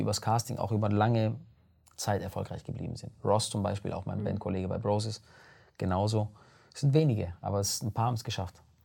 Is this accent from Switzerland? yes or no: no; Germany; aus Italien kommen meine Eltern, aber ich bin in Deutschland geboren.